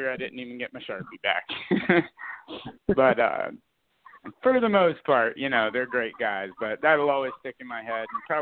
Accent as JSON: {"language": "English", "region": "Florida", "country": "United States", "tie": "born or raised there", "said": "I grew up in South Florida"}